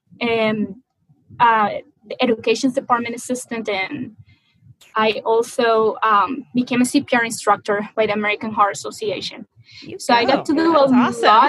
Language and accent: English; Maracaibo, Zulia, Venezuela; moved away; Actually, my hometown, which is called Maracaibo, a pretty long name, it is as hot as 120 all year long.